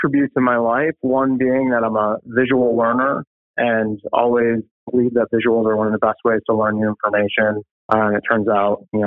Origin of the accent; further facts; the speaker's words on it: Appleton, Wisconsin, United States; I'm from Appleton, Wisconsin, Ted's area as well